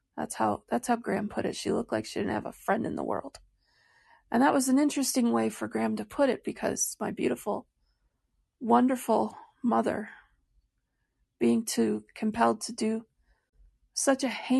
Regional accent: Royal Oak, Michigan, United States; born there; So I was born in 1968 in Royal Oak, Michigan at Beaumont Hospital.

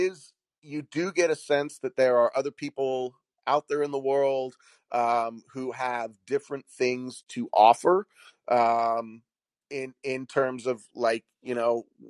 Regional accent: Washington, United States; a lot of the people that I grew up with here in Washington State, I, you know, like I said, I went to junior high and high school here.

